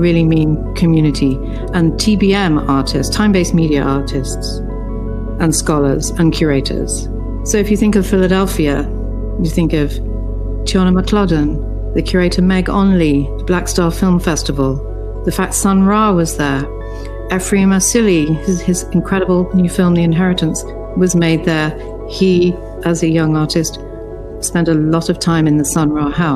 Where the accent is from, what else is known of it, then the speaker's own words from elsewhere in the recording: London, United Kingdom; also born or lived in Beirut, Lebanon / the Mediterranean; now in New York, United States; I was born in Beirut, and I grew up in the Mediterranean until I was 10, and then in London.